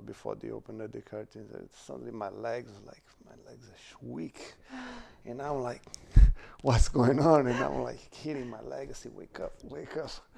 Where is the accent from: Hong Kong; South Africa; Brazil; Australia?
Brazil; born or raised there; moved away